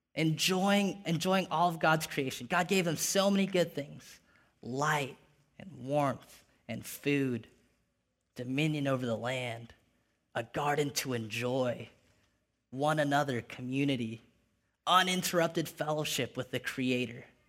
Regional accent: Ventura, California, United States; moved away as an adult; now in San Jose, United States; Grew up in a little beach town called Ventura

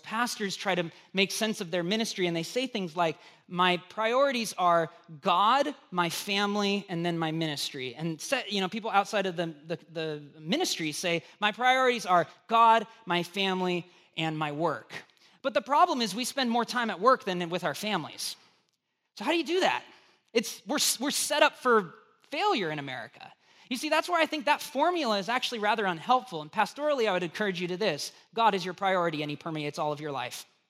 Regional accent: United States; being an American

